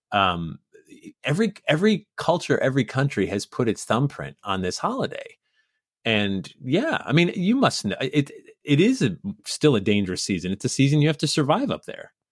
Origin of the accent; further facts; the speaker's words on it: Sandy Hook, Connecticut, United States; also born or lived in Massachusetts; I was born in Massachusetts. I grew up in Sandy Hook, Connecticut